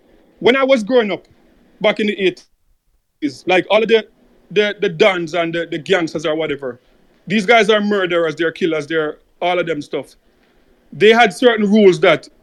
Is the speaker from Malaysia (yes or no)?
no; Jamaica; I am Jamaican